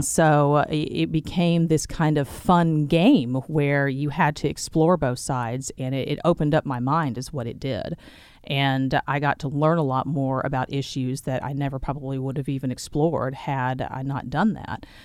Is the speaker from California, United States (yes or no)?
no; Sherwood, Arkansas, United States; also born or lived in Little Rock, Arkansas; So I was born and raised in central Arkansas. I grew up in Sherwood.